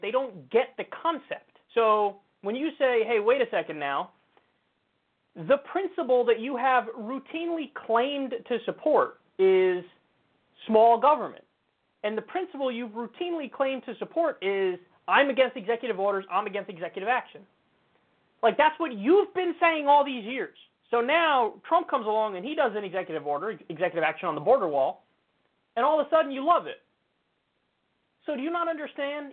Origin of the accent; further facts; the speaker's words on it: New York, United States; I'm a New Yorker. I've been my whole life